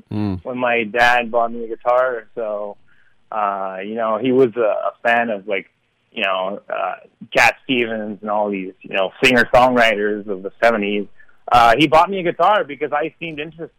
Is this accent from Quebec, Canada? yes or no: yes; Quebec, Canada; I'm going to be one of the rare French Canadians that sing in English